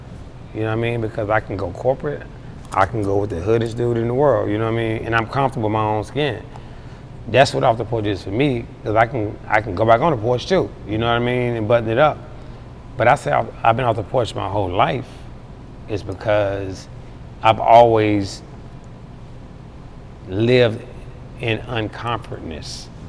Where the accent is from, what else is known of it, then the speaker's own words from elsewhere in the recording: Charlotte, North Carolina, United States; You know, Charlotte's an amazing place. You know, when I was younger, I think it was probably a little bit too slow for me because I've always had a fast mentality.